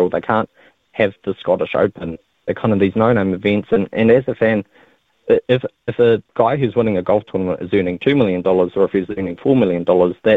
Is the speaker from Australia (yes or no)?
no; Dubai, United Arab Emirates; I grew up in Dubai and I, I had the opportunity when I was there to, that's really where I fell in love with golf